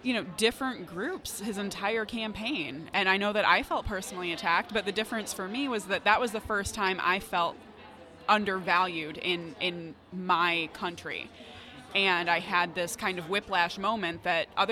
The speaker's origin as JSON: {"language": "English", "region": "Michigan", "country": "United States", "tie": "born or raised there", "said": "I'd moved back to my hometown"}